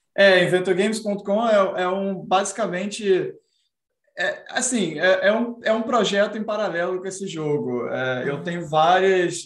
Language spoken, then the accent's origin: Portuguese; Brazil; no Brasil a gente não tinha dinheiro para tá, comprar o Super Nintendo nos anos 90